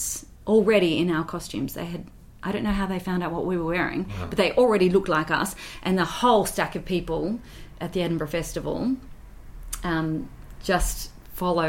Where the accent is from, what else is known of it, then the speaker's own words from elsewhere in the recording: Australia; moved away; little old me from Australia